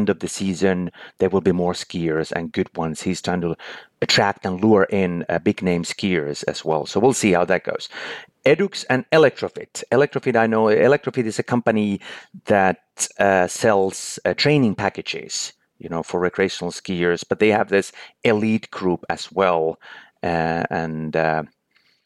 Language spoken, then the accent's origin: English; Finland; born or raised there